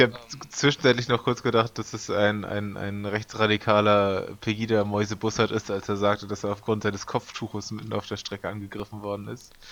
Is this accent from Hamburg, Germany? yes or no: yes; Hamburg, Germany; Bin ich als Hamburger